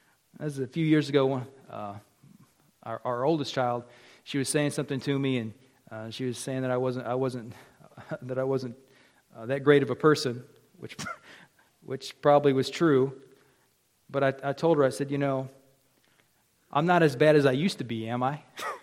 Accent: the South, United States; I came up here from the South, and in the South, we backslide.

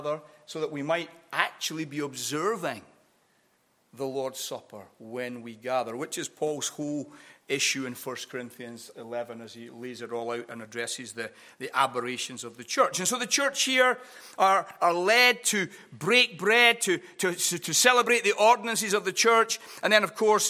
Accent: Edinburgh, Scotland, United Kingdom; also born or lived in Glasgow; I grew up in a small Baptist church on the east side of Edinburgh. Although I was born in Glasgow, I grew up on the east side of Scotland mainly.

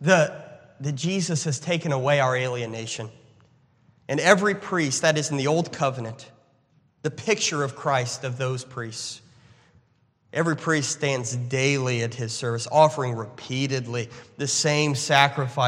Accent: United States; as an American, as a conservative American

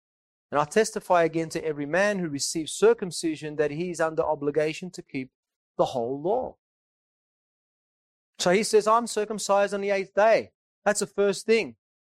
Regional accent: Naples, Campania, Italy; I'm from Napoli myself, and there are people that are near Napoli.

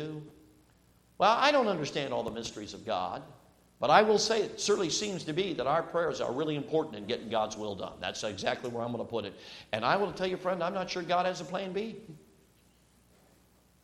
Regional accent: Chicago, Illinois, United States; also born or lived in Durango, Colorado; I moved from Durango, Colorado, at 6 years old to Chicago, Illinois

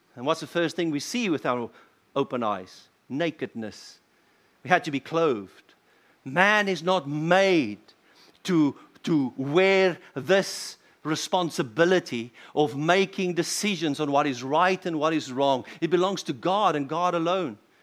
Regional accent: South Africa; as a South African

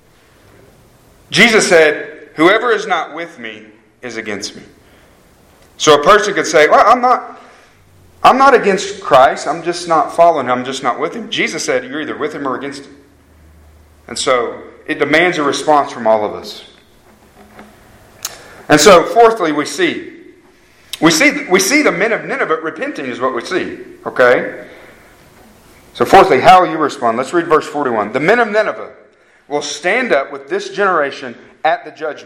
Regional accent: Harrah, Oklahoma, United States; I'm from Harrah, Oklahoma

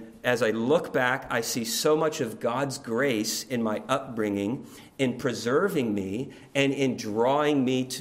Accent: Oklahoma City, Oklahoma, United States; now in Louisville, United States; I grew up in Oklahoma City

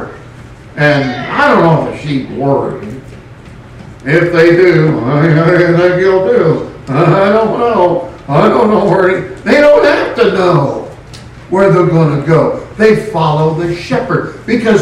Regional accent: California, United States; moved away; my home state of California

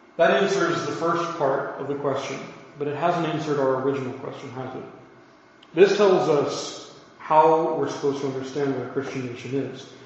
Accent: United States; I'm an American.

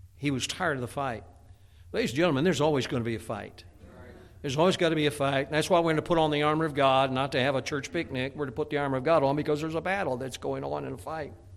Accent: Chicago, Illinois, United States; now in Pennsylvania, United States; I grew up in the Chicagoland area

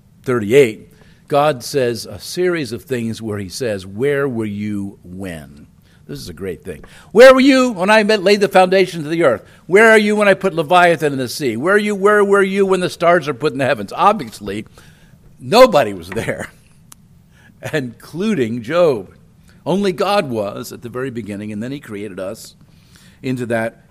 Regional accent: Wilmington, Delaware, United States; also born or lived in Chicago, Illinois; I was born in Chicago, a big city. We moved when I was 2 to Wilmington, Delaware, and that's a medium-sized city. And we lived in an older neighborhood.

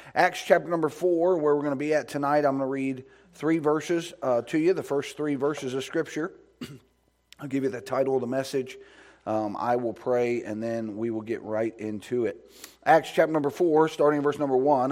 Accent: United States; I'm glad that I'm an American. I'm glad I live in America

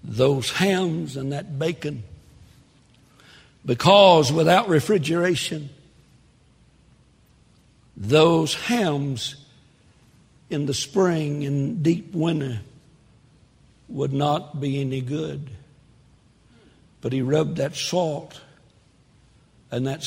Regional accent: Texas, United States; I'm a Texan

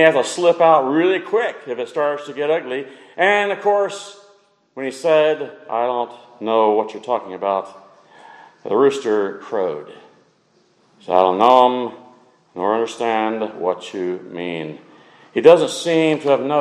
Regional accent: Texas, United States; I'm from Texas

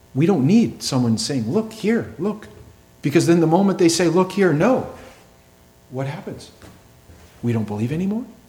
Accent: New England, United States; I grew up in New England

